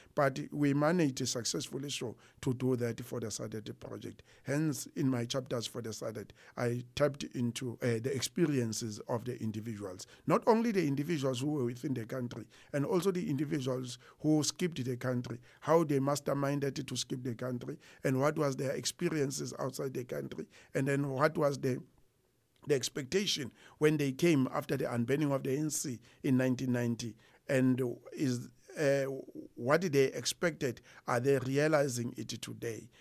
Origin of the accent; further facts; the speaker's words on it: Harrismith, Free State, South Africa; also born or lived in Pietermaritzburg / Warden; I grew up in Harrismith. I was born and bred in Harrismith, which is at the border of Natal and the Free State